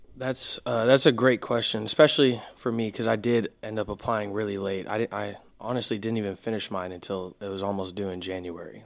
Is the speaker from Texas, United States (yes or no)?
yes; Houston, Texas, United States; I'm from Houston, Texas.